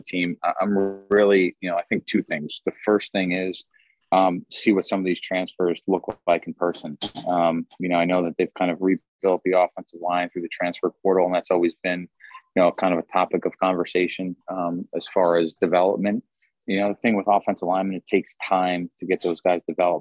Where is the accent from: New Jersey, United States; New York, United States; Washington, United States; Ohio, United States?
New Jersey, United States; moved away as an adult; also born or lived in Seattle; I'm from New Jersey, born and raised